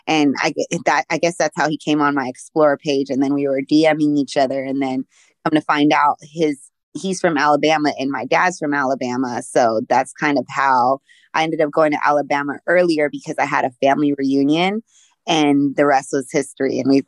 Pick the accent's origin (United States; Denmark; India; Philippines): Philippines; born there; Yes, I was born in the Philippines. My father was military. So we moved like every 3 years.